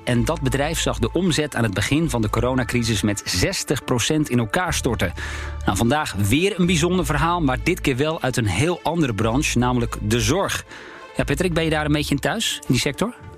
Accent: Alkmaar, North Holland, Netherlands; ik kom zelf uit Alkmaar, althans uit de regio Alkmaar

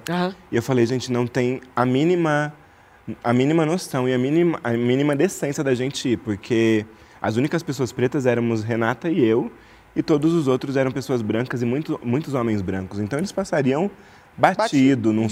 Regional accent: Araraquara, São Paulo, Brazil; moved away; desde quando eu saí de Araraquara, desde quando eu nasci

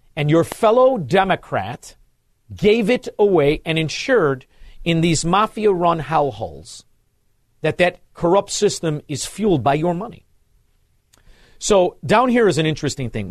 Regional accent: Chicago, Illinois, United States; I'm from Illinois, Chicago, Illinois

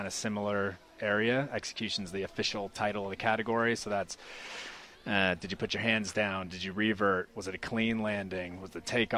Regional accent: California, United States; moved away as an adult; now in New Zealand; I'm from California originally. Grew up the beach

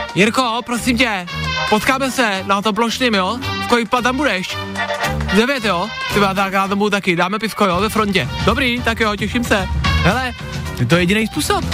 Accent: Czechia; my jako Češi

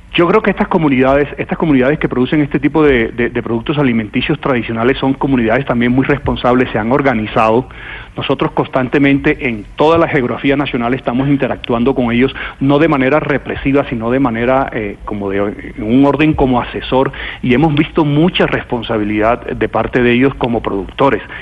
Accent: Barranquilla, Atlántico, Colombia; Yo vengo de Barranquilla

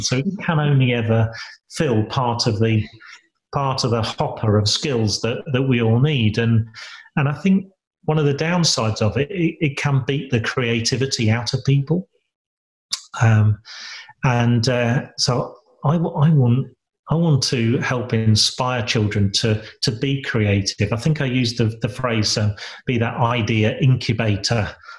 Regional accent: Lincolnshire, East Midlands, United Kingdom; moved away as an adult; also born or lived in Sheffield; I was born and bred in Lincolnshire

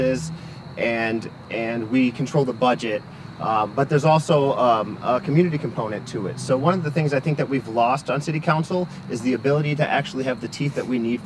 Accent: Lansing, Michigan, United States; also born or lived in Grand Ledge, Michigan / New York City; I grew up in Lansing

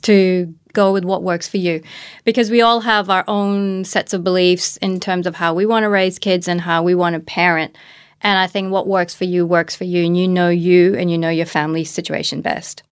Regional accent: Australia; also born or lived in Pakistan; I grew up in Australia as well

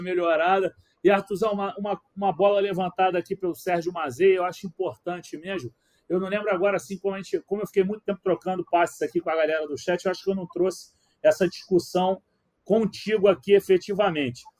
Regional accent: Rio de Janeiro, Brazil; como carioca

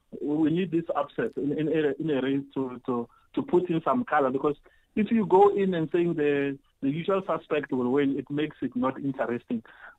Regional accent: South Africa; we as South African runners

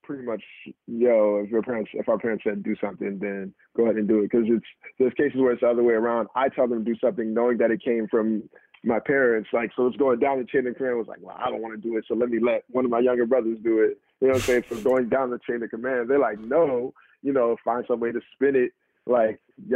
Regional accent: Prince George's County, Maryland, United States; also born or lived in Riverdale, Maryland / Upper Marlboro, Maryland / Largo, Maryland; I'm from Prince George's County, Maryland. I'm Nigerian. Pretty much lived in the area all my life. Was born here.

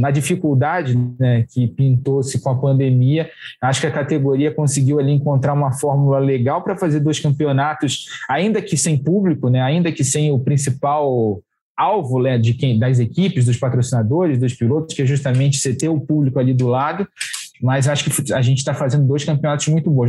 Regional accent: Rio de Janeiro, Brazil; Eu, como carioca

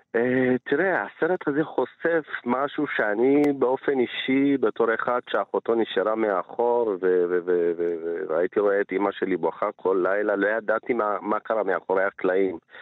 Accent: village near Mount Ambover, Amhara, Ethiopia; now in Israel; אני עוד כילד הייתי, התגוררתי בכפר מצ'ה למרגלות הר אמבובר

